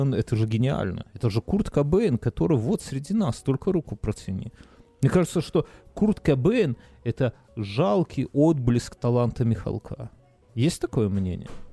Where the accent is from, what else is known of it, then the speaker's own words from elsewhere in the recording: Belarus; moved away; я, как человек, который выехавший из Беларуси